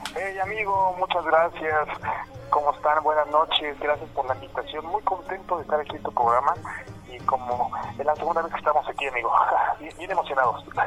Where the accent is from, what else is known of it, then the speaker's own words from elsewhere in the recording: State of Mexico, Mexico; Originario soy del Estado de México